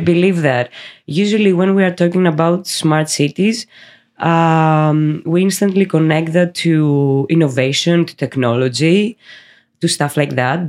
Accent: Greece; we are from Greece

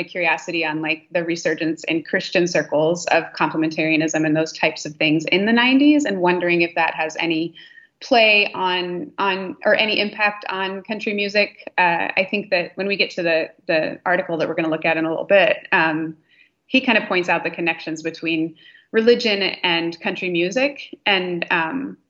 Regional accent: Nebraska, United States; I grew up in Nebraska

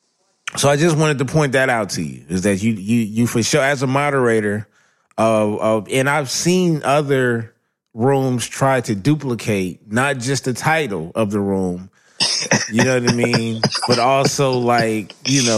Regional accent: Los Angeles, California, United States; growing up

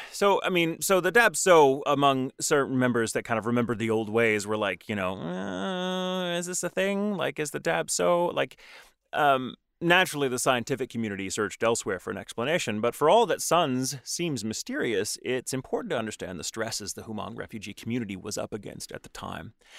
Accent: Texas, United States; now in Los Angeles, United States; I'm from Texas

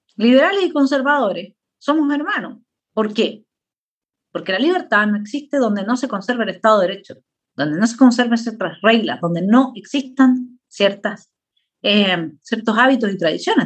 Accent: Chile; Ese, ese es mi país, ahí es donde yo nací, eh, eh, de Arica a Punta Arenas

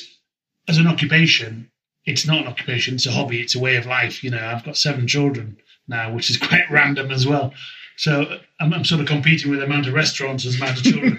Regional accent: Whitby, Yorkshire and the Humber, United Kingdom; also born or lived in Esk Valley / Scarborough; I was born in Whitby

